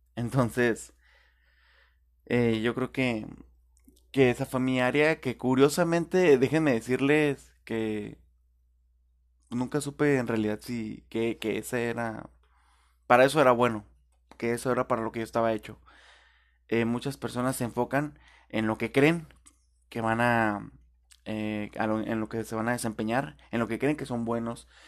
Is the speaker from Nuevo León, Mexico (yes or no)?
no; Tijuana, Baja California, Mexico; yo viví, cuando recién nací, estuve viviendo en Rinconada Otay.